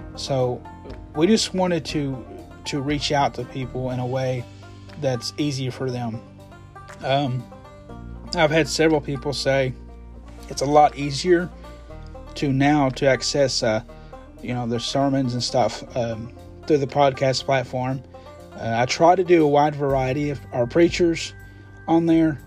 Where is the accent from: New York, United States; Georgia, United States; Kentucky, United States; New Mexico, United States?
Kentucky, United States; I'm from Kentucky